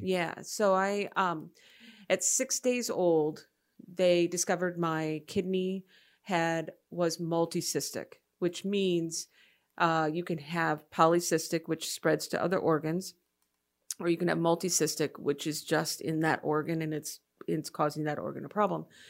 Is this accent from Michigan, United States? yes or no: yes; Freeland, Michigan, United States; moved away as an adult; also born or lived in Rochester, Michigan / Madison, Wisconsin; my memories are mostly in Freeland, Michigan